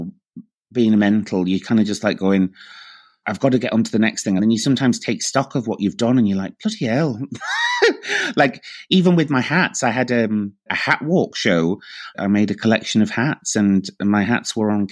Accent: Morecambe, North West England, United Kingdom; moved away as an adult; also born or lived in Bradford / Chester; now in Edinburgh, United Kingdom; And then my family decamped, or my mother did, decamp to Morecambe

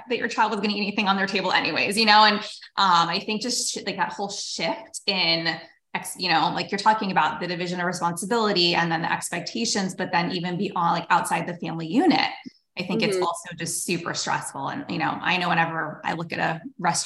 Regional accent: Erie, Pennsylvania, United States; when I was growing up in Erie, Pennsylvania

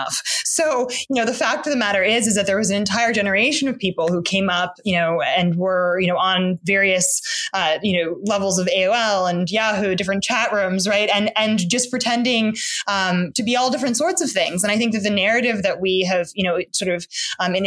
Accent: New York City, New York, United States; I was like a queer Black kid growing up in the East Village. I grew up on St. Mark's Place

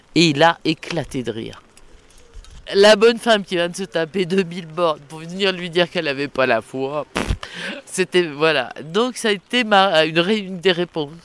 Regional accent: Saumur, Pays de la Loire, France; qui suis de Saumur, il fallait que je parte de Saumur un jour

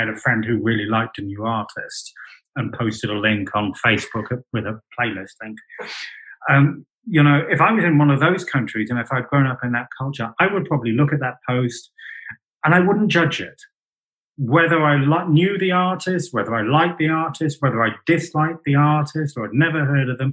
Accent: United Kingdom; I'm British

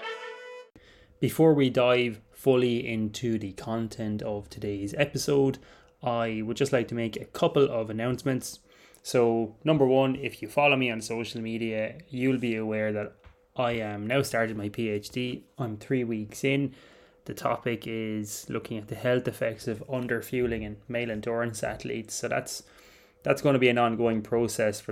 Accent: Ireland; I'm Irish, I'm sitting here in Clonmel, County Tipperary

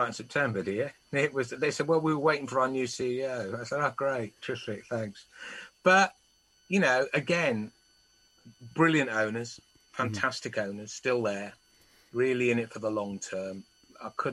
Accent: Wales, United Kingdom; also born or lived in England; Born in England, only as a baby, raised entirely almost in Wales

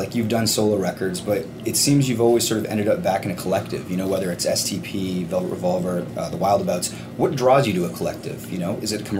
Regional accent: Hamilton, Ontario, Canada; We're from Hamilton, Ontario

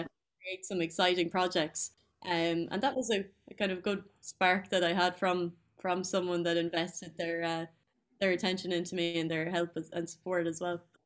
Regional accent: Tullamore, County Offaly, Ireland; I'm from Tullamore in Offaly

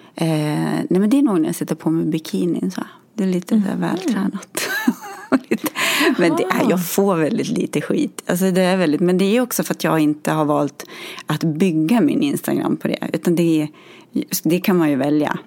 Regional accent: Gävle, Gävleborg County, Sweden; moved away as an adult; now in Gothenburg, Sweden; är från Gävle från början

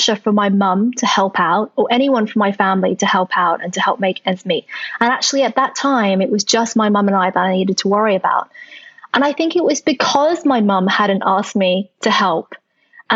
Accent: Australia; English is a second language; also born or lived in London; now in United Kingdom; when I was growing up in Australia

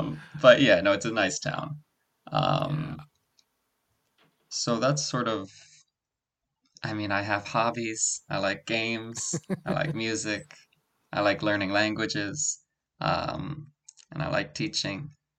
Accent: Oakland, California, United States; moved away as an adult; now in South Korea; I'm from Oakland, California. I'm moving back in March.

